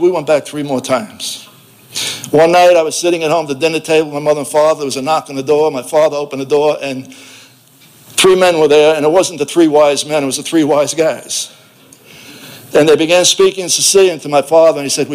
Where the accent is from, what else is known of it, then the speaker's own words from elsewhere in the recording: New York City, New York, United States; If you recognize my southern accent, I'm from South Brooklyn